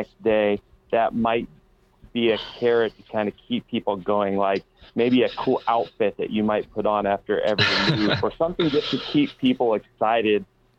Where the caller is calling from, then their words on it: Wooster, Ohio, United States; I'm all the way from Worcester, Ohio.